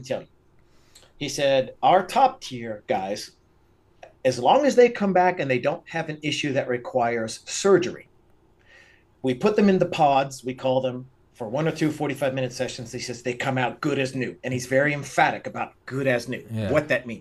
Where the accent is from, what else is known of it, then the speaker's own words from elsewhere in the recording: Pennsylvania, United States; now in Las Vegas, United States; I grew up in Pennsylvania. We had 20 head of cattle on our farm